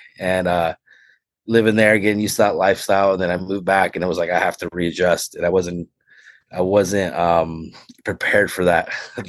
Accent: Turlock, California, United States; I was born, August 29th, 1982, right? So, I grew up in Turlock

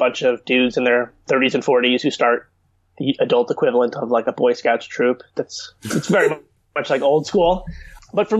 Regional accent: Chappaqua, New York, United States; also born or lived in Washington, D.C.; I grew up in Westchester, New York. I actually grew up in the town of Chappaqua

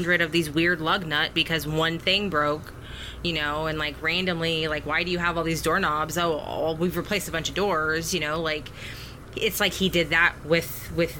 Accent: United States; as modern American women

